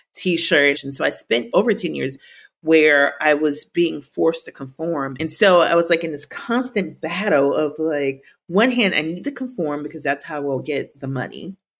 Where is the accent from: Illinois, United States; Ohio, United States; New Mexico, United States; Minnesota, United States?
Minnesota, United States; Growing up in Minnesota